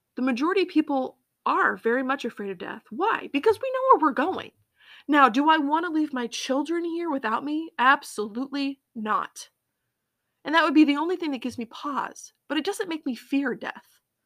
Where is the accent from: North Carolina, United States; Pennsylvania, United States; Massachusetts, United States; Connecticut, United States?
Massachusetts, United States; also born or lived in Colorado; I grew up, um, in Massachusetts.